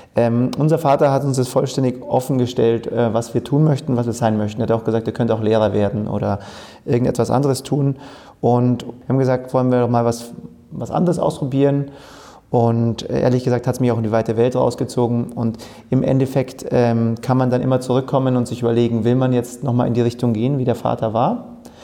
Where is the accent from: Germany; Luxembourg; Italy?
Germany; Oberhaching, Bavaria; also born or lived in Munich; in München geboren, in Oberhaching, südlich von München aufgewachsen